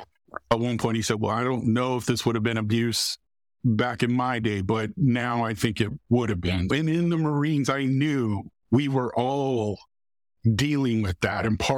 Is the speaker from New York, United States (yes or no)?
no; Texas, United States; moved away; also born or lived in Raleigh, North Carolina; I'm originally from Texas.